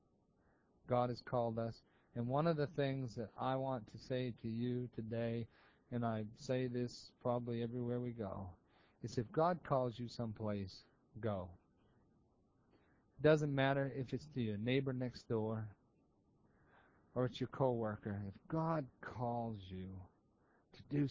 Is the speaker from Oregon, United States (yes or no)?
no; Maine, United States; moved away; I'm from Maine